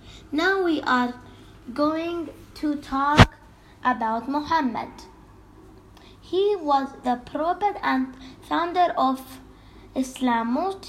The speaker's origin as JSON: {"language": "English", "country": "Qatar", "said": "I am from Qatar. I love to draw. I am grade 3 and I am 8 years old."}